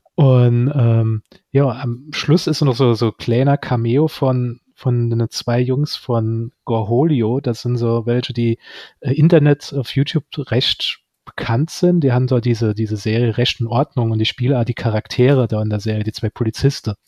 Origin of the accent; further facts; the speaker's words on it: Saarland, Germany; als Saarländer